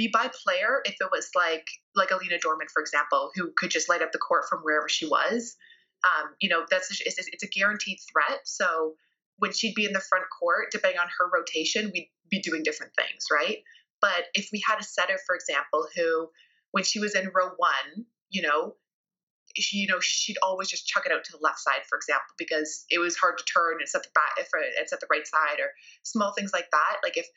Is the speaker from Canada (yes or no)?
yes; Canada; as a Canadian